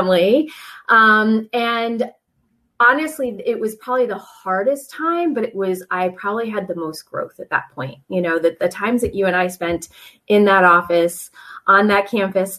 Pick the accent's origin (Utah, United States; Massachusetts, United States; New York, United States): Massachusetts, United States; South Coast of; moved away as an adult; also born or lived in Rhode Island; now in Virginia Beach, United States; I grew up in the South Shore of Massachusetts, not the South Shore, but the South Coast